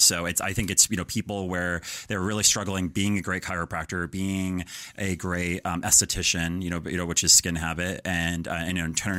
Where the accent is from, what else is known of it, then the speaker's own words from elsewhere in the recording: Denver, Colorado, United States; Colorado, Denver.